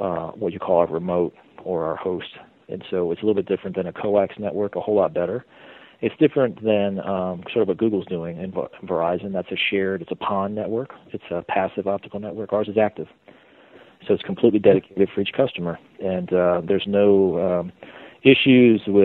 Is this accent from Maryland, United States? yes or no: yes; Maryland, United States; moved away as an adult; also born or lived in Wilkesboro, North Carolina; now in North Carolina, United States; I'm from Maryland, moved down here.